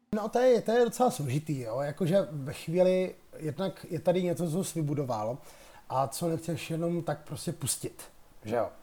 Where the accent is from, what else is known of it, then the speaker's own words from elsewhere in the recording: Czechia; my, kteří jsme tady z České republiky